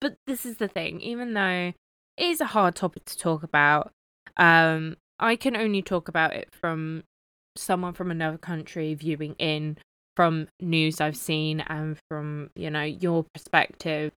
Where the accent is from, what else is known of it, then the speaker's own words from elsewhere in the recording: United Kingdom; even though I'm not American, I'm British